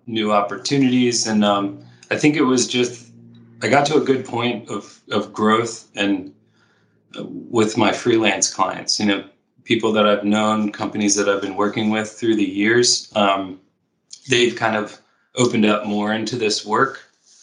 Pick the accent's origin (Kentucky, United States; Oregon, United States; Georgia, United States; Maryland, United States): Maryland, United States; Baltimore; moved away as an adult; now in California, United States; Baltimore is my hometown